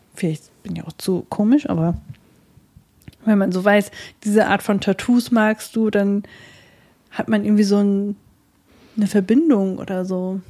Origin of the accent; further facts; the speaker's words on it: Germany; wir Deutschen